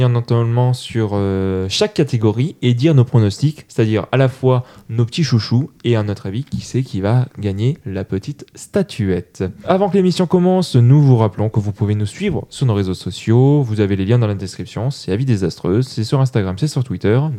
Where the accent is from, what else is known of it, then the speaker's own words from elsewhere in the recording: Toulouse, Occitania, France; je le je suis toulousain. Je le fais très mal parce que j'ai pas d'accent.